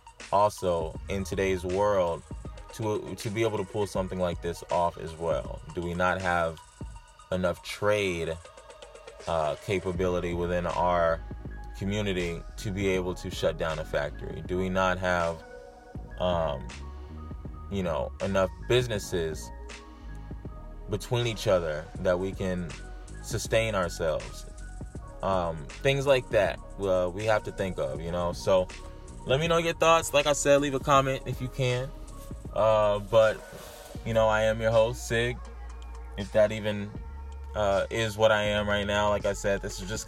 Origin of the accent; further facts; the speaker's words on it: California, United States; now in New Hampshire, United States; growing up in California and even moving out here to where I'm at now, New Hampshire